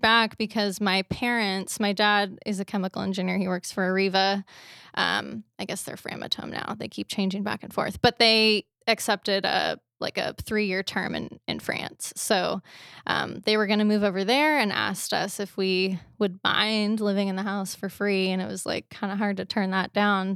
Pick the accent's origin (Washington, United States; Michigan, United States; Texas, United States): Washington, United States; North Richland Hills; also born or lived in New Mexico / Spokane / Anchorage, Alaska; grew up here